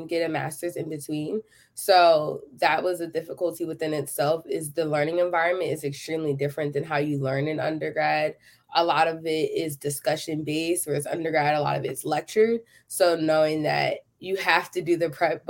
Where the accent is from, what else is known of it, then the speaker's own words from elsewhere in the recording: Philadelphia, Pennsylvania, United States; moved away as an adult; now in Texas, United States; I am from Philadelphia, Pennsylvania